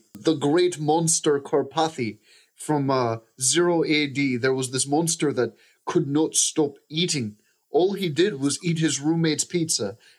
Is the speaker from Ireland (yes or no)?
yes; Killarney, Munster, Ireland; It's from my village in Killarney. You know, I'm from Killarney, Ireland.